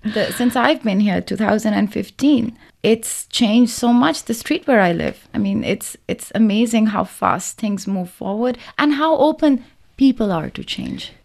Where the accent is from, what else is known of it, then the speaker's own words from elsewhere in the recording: Lahore, Punjab, Pakistan; now in Beijing, China; I'm from Lahore, Pakistan